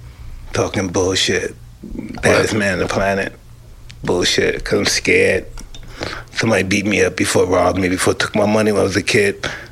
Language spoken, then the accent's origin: English; New York City, New York, United States; I came from Brownsville.